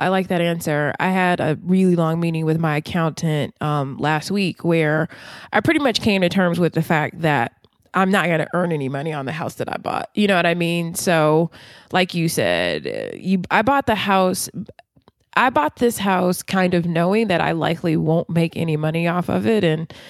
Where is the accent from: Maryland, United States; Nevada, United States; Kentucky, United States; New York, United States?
Maryland, United States; Baltimore; now in Washington, D.C., United States; But since I'm from Baltimore, I know I could have a mini waterfront condo for this price.